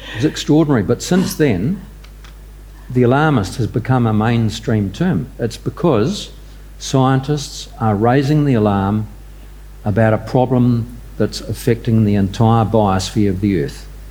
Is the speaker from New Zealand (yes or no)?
yes; New Zealand; I'm a Kiwi